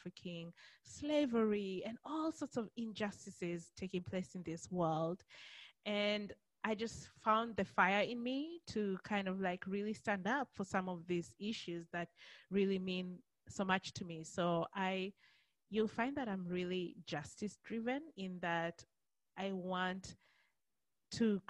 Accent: Kenya; also born or lived in Australia; now in United States; But I'm originally from Kenya

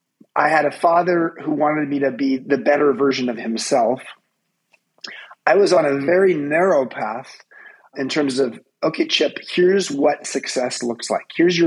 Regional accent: Southern California, United States; I grew up in Southern California. I was born 5 miles from Disneyland in 1960. And I was the firstborn of 2 firstborn. My parents were both the firstborn in their families. I was the firstborn. I'm the only son.

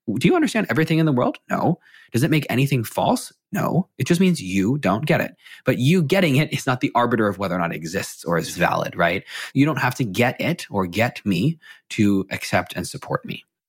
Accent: McLean, Virginia, United States; I grew up in McLean, Virginia, right outside of DC.

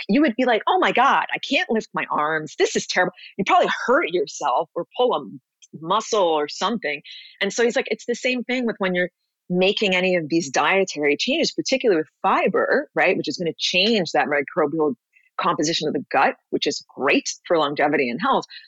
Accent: New York City, New York, United States; moved away as an adult; also born or lived in Los Angeles; now in Miami Beach, United States; I grew up, born and raised in New York City

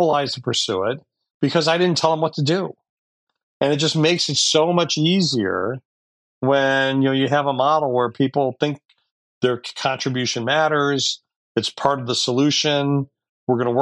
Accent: Detroit, Michigan, United States; I was born and raised in Detroit

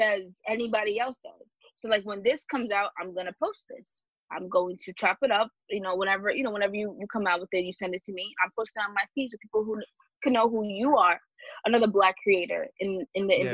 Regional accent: Suffolk County, Long Island, New York, United States; I'm from Suffolk. I'm from Suffolk County in Long Island. And I live in Suffolk

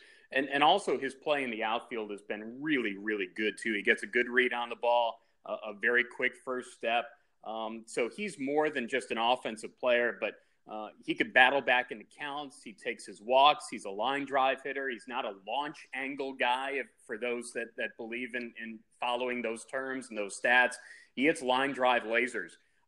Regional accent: Chicago, Illinois, United States; I grew up in the Chicagoland area. I love Illinois. I love Chicago.

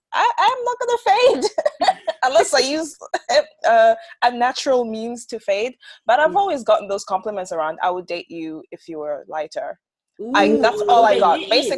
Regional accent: Botswana; so I grew up in Botswana, and my friends used to complain about catching a tan because in the summer it's really hot, but in the winter it's really cold.

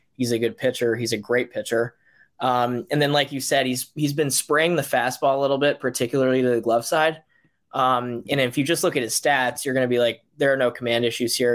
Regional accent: Boston, Massachusetts, United States; I'm from Boston, Mass, born and raised.

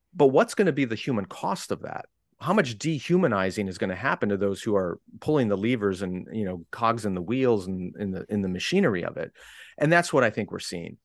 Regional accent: United States; I'm an American

